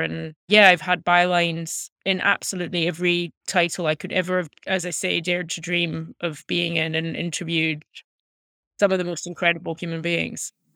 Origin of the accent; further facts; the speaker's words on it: Glasgow, Scotland, United Kingdom; moved away as an adult; now in United States; I was born and raised in Glasgow